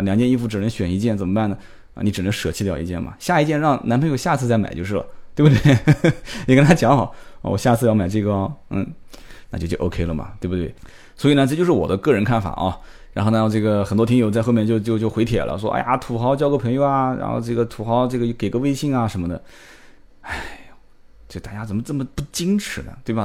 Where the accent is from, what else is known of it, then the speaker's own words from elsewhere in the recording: Nanjing, Jiangsu, China; 我们的宁化讲